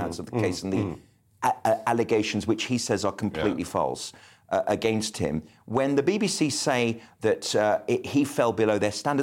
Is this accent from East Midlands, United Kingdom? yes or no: no; Birmingham, West Midlands, United Kingdom; I am from Birmingham. It is the top of my identity